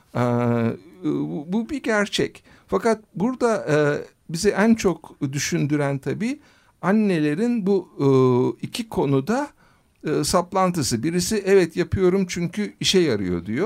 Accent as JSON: {"language": "Turkish", "region": "Ankara", "country": "Turkey", "tie": "born or raised there", "also_born_or_lived": "United States", "said": "Ankara doğumluyum"}